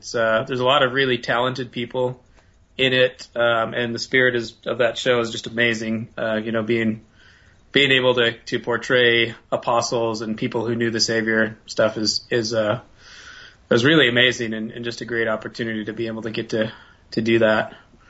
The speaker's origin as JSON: {"language": "English", "region": "Wisconsin", "country": "United States", "tie": "born or raised there", "moved": "yes", "said": "I grew up in Wisconsin"}